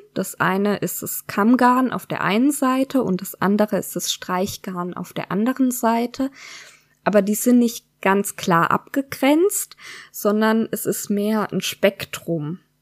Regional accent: Freiburg, Baden-Württemberg, Germany; moved away as an adult; now in Odenwald, Germany; Wir kommen beide aus der Gegend um Freiburg, haben uns auch dort kennengelernt

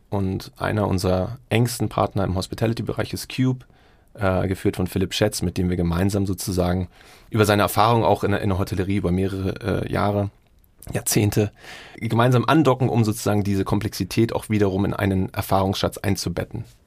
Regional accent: Berlin, Germany; moved away as an adult; now in Singapore; meine Heimatstadt ist eigentlich Berlin, aber ich lebe in Singapur

